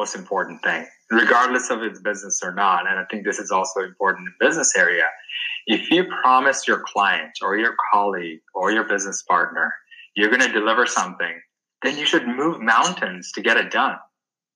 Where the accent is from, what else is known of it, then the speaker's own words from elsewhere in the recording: Sri Lanka; moved away; I grew up back in Sri Lanka